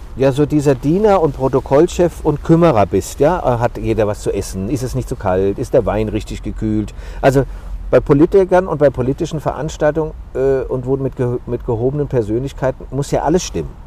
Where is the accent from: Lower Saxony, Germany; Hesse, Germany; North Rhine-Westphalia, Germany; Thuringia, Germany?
Hesse, Germany; Frankfurt am Main; diese Frankfurter Fahne, mein Geburtsort